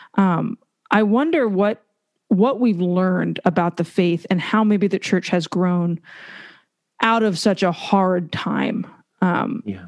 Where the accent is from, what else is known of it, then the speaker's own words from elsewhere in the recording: United States; now in Louisiana, United States; American Catholics